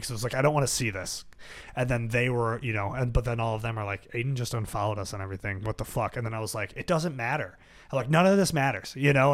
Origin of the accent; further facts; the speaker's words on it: Buffalo, New York, United States; growing up in South Buffalo